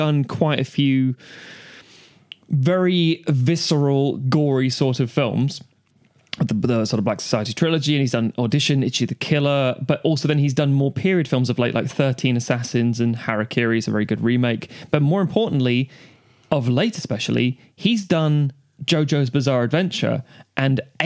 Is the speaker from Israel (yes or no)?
no; Ireland; as an Irishman